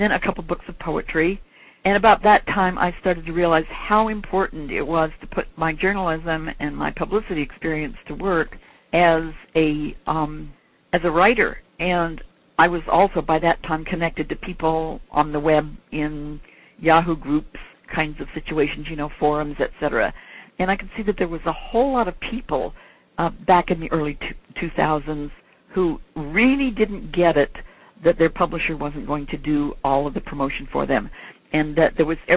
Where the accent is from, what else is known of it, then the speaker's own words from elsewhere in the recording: Salt Lake City, Utah, United States; moved away; Salt Lake City's my hometown